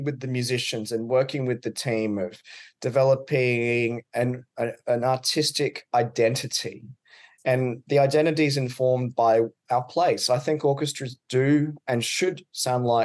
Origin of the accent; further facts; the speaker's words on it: Queensland, Australia; accent: Australian; I'm from Queensland, which is on the east coast of Australia. Mm-hmm. It's the home to the Great Barrier Reef. So I grew up around the beach.